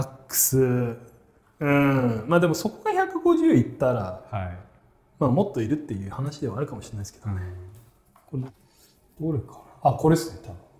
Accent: Sydney, New South Wales, Australia; moved away as an adult; also born or lived in Tokyo, Japan / United States; 自分は生まれは東京なんですけど、はい、6歳でオーストラリア行って、はい、帰ってきたのが26かの時に

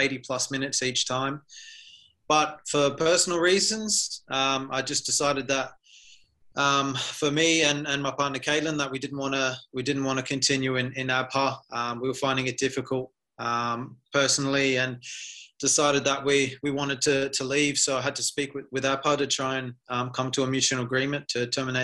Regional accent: Adelaide, South Australia, Australia; I'm from Adelaide, so first and foremost, I'm a United supporter

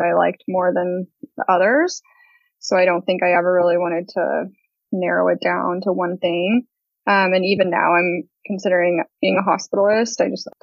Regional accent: Phoenix, Arizona, United States; moved away as an adult; now in Portland, United States; I grew up in Phoenix

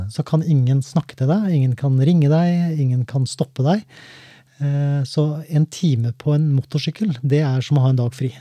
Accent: Skien, Telemark, Norway; Jeg er jo fra Gulset

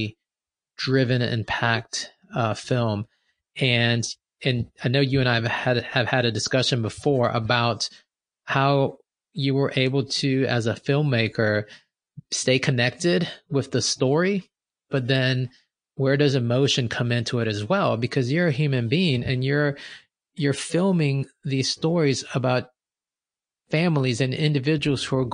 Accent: New York, United States; I'm Peruvian. My parents are from Peru. I was born in the States. I was born in New York.

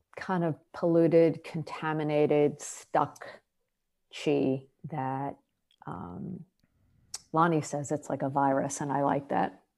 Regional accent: New Jersey, United States; I'm from New Jersey, we're both Jewish

